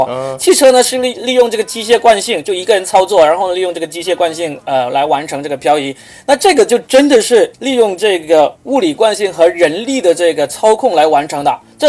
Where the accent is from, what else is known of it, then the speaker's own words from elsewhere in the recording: Guangzhou, Guangdong, China; 因为我是广东人